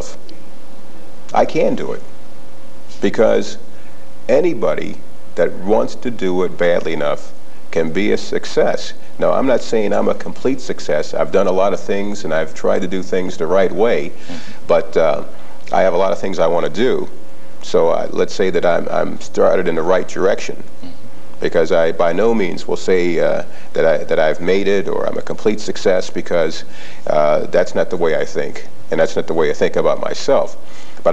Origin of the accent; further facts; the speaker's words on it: Toledo, Ohio, United States; I grew up in the Toledo area